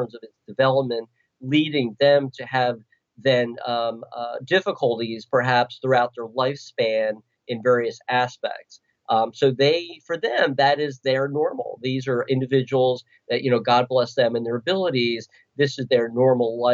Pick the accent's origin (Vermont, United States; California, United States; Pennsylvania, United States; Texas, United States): Pennsylvania, United States; Philadelphia; I'm from Philadelphia